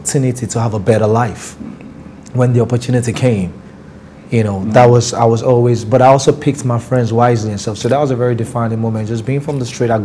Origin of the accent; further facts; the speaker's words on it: Lagos, Nigeria; moved away as an adult; also born or lived in Rivers State; now in New York, United States; I'm from Yaba, I'm a Yaba boy.